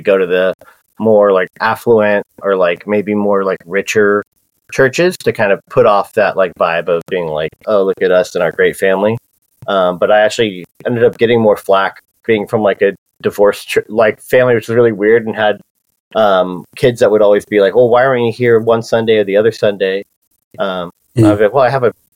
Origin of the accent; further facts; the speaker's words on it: Encinitas, California, United States; I grew up in Cardiff and Encinitas area, North County, San Diego.